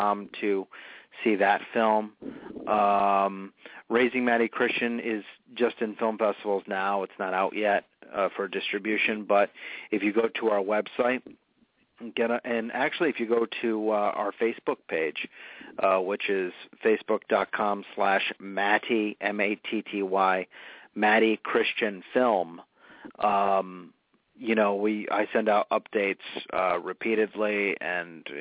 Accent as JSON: {"language": "English", "town": "North Smithfield", "region": "Rhode Island", "country": "United States", "tie": "born or raised there", "also_born_or_lived": "London", "said": "Slatersville is my hometown, actually. It's in northern Rhode Island in the town of North Smithfield"}